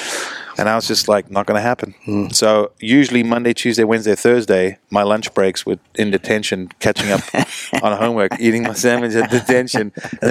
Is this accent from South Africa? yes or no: yes; South Africa; I'm from the English side.